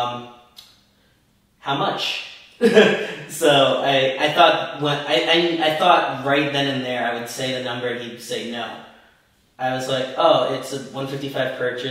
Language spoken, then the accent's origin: English; Belleville, New Jersey, United States; Belleville, my hometown